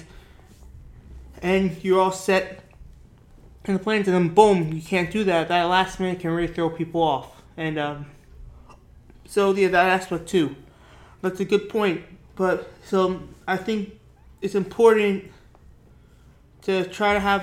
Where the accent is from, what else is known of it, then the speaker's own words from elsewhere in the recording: New York, United States; growing up in New York